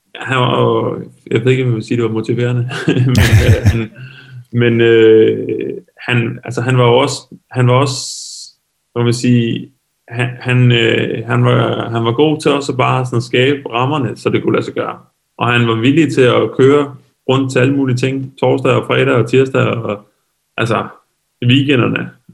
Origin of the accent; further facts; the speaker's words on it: Lolland, Zealand, Denmark; der hvor jeg kommer fra nede på Lolland